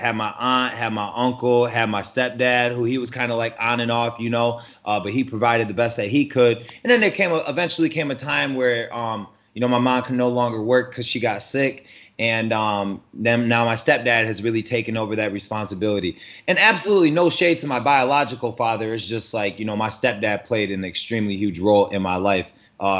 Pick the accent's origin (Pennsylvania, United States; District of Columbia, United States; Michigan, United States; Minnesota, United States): Michigan, United States; Port Huron; moved away as an adult; also born or lived in Flint, Michigan; now in Tampa Bay, United States; growing up in Port Huron